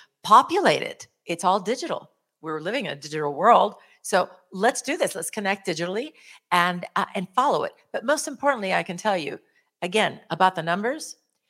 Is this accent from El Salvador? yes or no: yes; El Salvador; now in Houston, United States; We're from here and from there, right? I'm from here, but I'm from El Salvador.